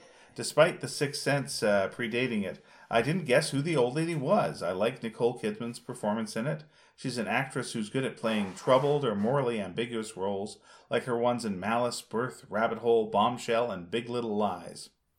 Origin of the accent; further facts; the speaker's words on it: Canada; I'm a Canadian making a waffle with an American waffle maker in Belgium?